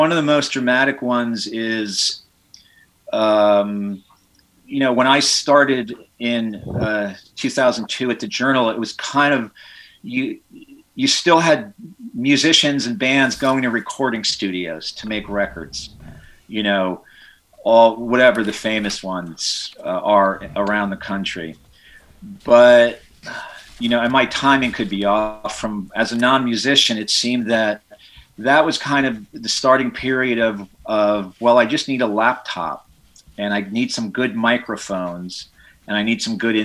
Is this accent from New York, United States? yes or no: yes; Kingston, New York, United States; my hometown of Kingston